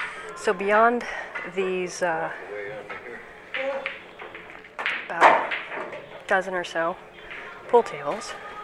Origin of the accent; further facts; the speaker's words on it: United States; now in Toronto, Canada; I come from the United States, and I've been a dual citizen of US and Canada for about a dozen years.